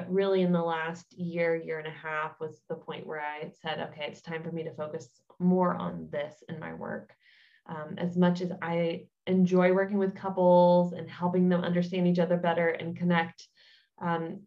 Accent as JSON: {"language": "English", "country": "United States", "moved": "as an adult", "lives_now": "Germany", "said": "I am an American, but I have been in Germany for 5 years now"}